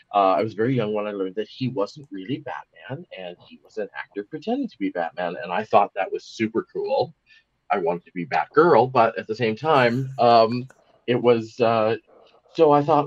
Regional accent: Seattle, Washington, United States; born there; I was born in Seattle, Washington, USA, which is just across the border from Vancouver, Canada. My mother was from Vancouver. My father was from Seattle.

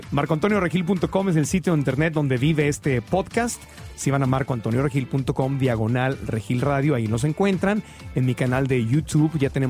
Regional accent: Mexico City, Mexico; born or raised there; now in Los Angeles, United States

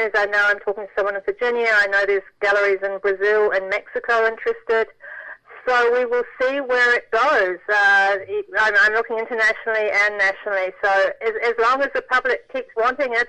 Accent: New Zealand; moved away; my hometown had been destroyed by an earthquake

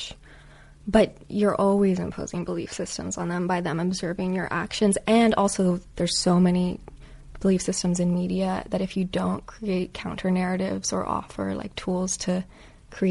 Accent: Canada; now in United States; I grew up in Canada

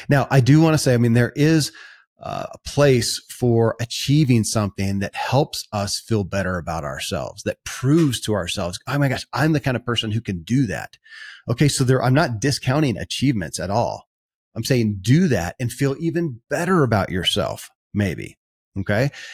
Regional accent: Kentucky, United States; born or raised there

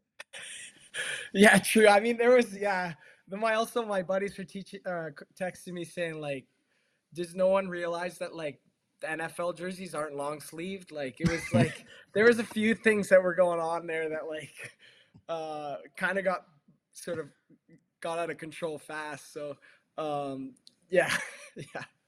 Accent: Toronto, Ontario, Canada; now in Buffalo, United States; I grew up in Toronto, so obviously not not far from Buffalo.

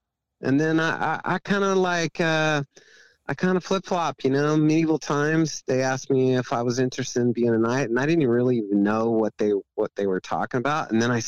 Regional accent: Oregon, United States; I'm from Oregon.

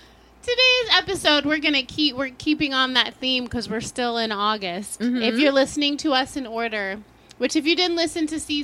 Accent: Maryland, United States; now in New York, United States; I grew up in Maryland, 20 minutes outside of Baltimore.

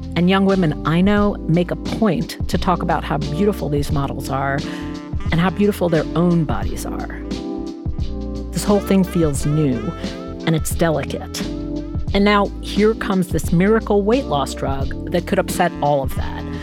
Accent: New York City, New York, United States; I grew up in Queens

